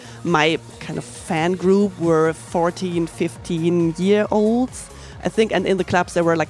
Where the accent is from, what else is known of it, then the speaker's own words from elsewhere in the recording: Germany; I'm from Germany.